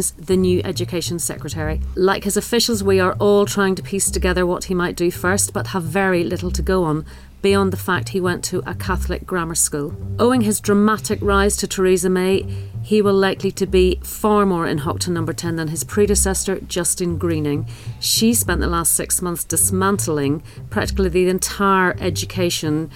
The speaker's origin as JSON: {"language": "English", "region": "Northern Ireland", "country": "United Kingdom", "said": "I'm from Northern Ireland, where there's a very different system"}